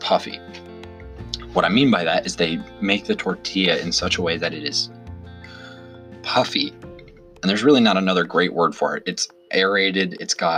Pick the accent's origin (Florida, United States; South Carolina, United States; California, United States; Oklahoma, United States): Oklahoma, United States; Tulsa; I was born and raised in Tulsa